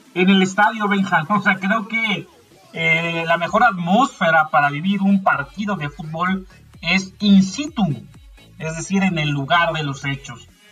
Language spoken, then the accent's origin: Spanish; Mexico; en México creo que no somos así